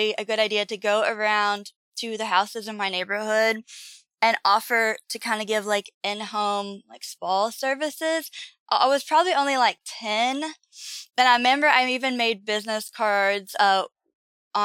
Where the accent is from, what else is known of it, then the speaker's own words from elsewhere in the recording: Leitchfield, Kentucky, United States; I was just born in a small town called Litchfield, Kentucky